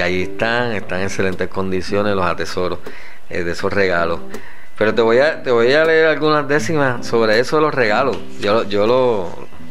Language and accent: Spanish; Aguas Buenas, Puerto Rico; En Aguas Buenas nacía gente, Alejandra, en el hospital municipal, ahí nací yo